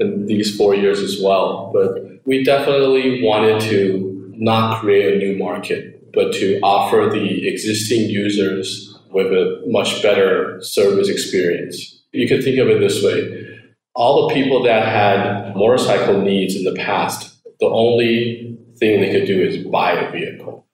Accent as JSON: {"language": "English", "country": "Taiwan", "tie": "born or raised there", "also_born_or_lived": "United States", "said": "I grew up in Taiwan. I was actually born in the States, but I already moved back to Taiwan when I was about one to two years old."}